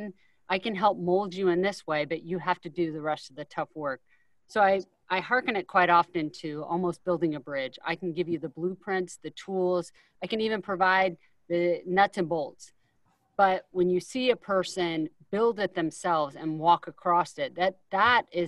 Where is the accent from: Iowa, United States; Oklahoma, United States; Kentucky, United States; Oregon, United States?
Iowa, United States; moved away as an adult; growing up in Iowa